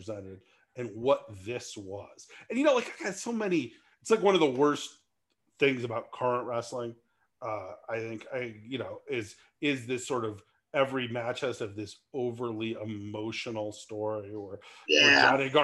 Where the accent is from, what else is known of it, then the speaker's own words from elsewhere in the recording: California, United States; I grew up in California, not in the South